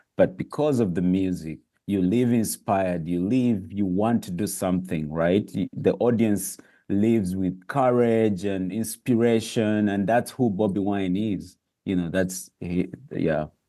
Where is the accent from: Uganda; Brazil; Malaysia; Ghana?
Uganda